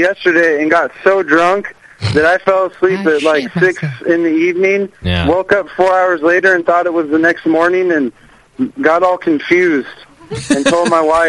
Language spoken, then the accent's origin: English; the Northwest, Pacific Northwest, United States; I'm from the Northwest. Cascadian or bust.